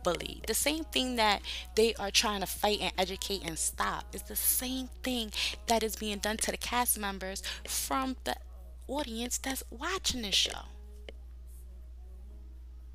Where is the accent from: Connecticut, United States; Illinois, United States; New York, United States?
New York, United States; I'm from New York. In New York is a diverse people.